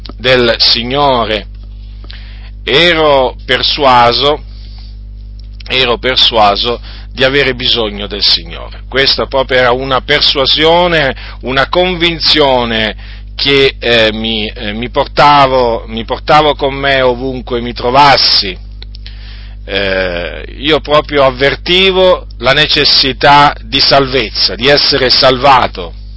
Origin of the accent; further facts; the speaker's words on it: Italy; also born or lived in Noyon, Picardy, France / Sicily (parents' origin); nel 1970 dunque noi eh, siamo venuti in Italia